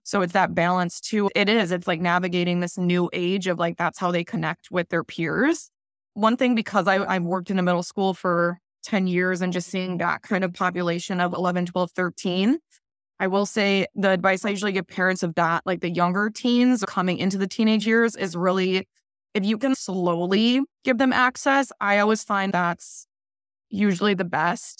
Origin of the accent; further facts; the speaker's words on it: Midwest, United States; now in Southern California, United States; I grew up in the Midwest and now I'm in Southern California